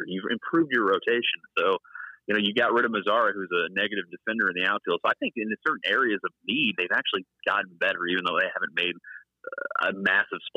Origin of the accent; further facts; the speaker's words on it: Mesquite, Texas, United States; I grew up in Mesquite, Texas.